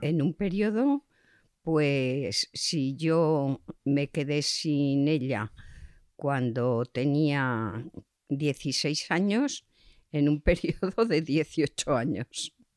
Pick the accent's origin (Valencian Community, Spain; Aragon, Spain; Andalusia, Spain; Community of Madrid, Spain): Aragon, Spain; Zaragoza; also born or lived in Barcelona / Chodes; En mi familia era una familia conocida en Zaragoza, pero con medios económicos muy escasos.